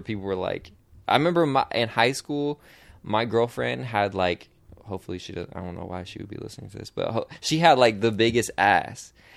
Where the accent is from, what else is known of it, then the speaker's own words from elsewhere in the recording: Portland, United States; I'm from Portland